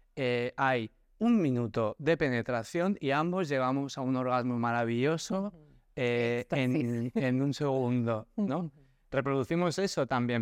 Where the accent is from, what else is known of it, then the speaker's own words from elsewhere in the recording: Barcelona, Catalonia, Spain; moved away as an adult; now in Cádiz, Spain; yo, que nací en Barcelona, me mudé a vivir a Cádiz